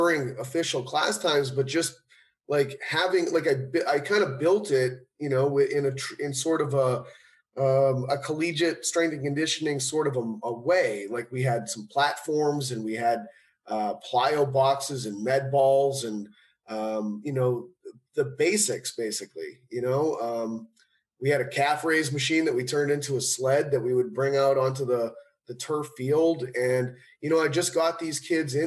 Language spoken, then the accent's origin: English; Cape Cod, Massachusetts, United States; at home where I grew up in Cape Cod, Massachusetts